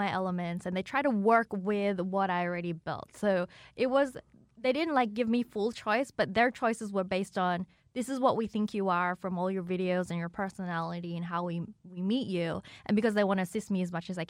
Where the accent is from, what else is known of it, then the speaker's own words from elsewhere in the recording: Sydney, New South Wales, Australia; moved away as an adult; also born or lived in China / Melbourne, Australia; now in Los Angeles, United States; I grew up in Sydney.